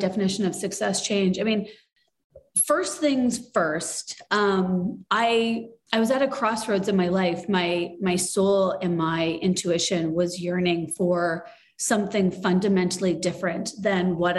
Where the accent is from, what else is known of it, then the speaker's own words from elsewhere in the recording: small towns in Ontario, Canada; I was born in Canada and I grew up in small towns in Ontario and Canada.